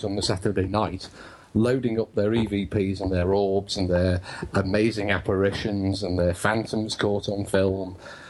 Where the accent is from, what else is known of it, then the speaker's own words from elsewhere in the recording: United Kingdom; I'm British